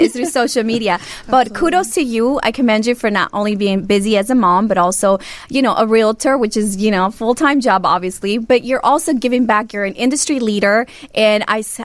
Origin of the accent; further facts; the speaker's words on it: Chicago, Illinois, United States; I am not a Chicago native, but I am I grew up in Chicago.